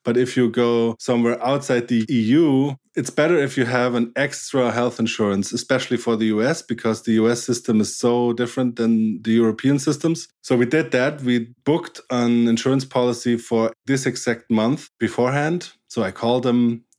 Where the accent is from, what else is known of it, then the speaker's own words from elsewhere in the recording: Baden-Württemberg, Germany; English is a second language; I'm German, yes.